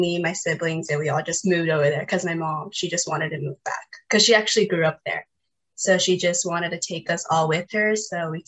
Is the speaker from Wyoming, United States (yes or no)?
no; Los Angeles, California, United States; I'm from Los Angeles, California.